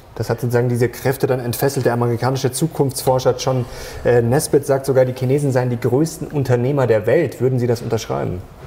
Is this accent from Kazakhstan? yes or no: no; Germany; als Deutscher